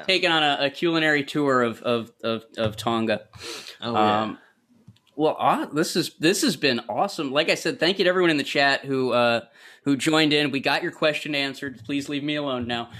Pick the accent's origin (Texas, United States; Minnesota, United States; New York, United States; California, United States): New York, United States; Syracuse; moved away; I grew up just outside Syracuse